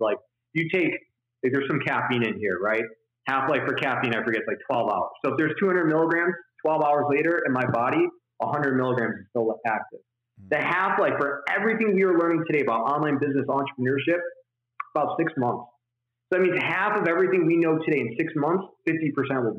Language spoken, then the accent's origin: English; Detroit, Michigan, United States; I'm from right outside of Detroit, Michigan. Like, I went to school in Detroit. I was born in Detroit. I worked in Detroit. We lived like 2 miles outside of Detroit, Michigan.